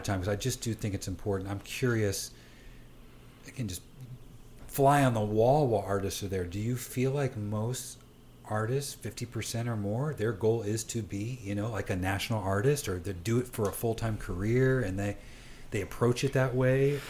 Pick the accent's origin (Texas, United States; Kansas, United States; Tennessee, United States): Kansas, United States; Johnson County; growing up in Johnson County